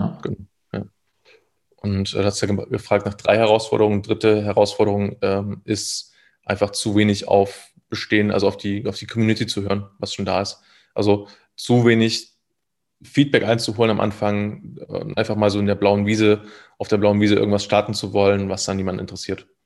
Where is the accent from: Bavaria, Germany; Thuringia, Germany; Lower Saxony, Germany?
Thuringia, Germany; moved away as an adult; also born or lived in Leipzig; ich kam aus einem äh, relativ kleinen Dorf mit so 300 Einwohnern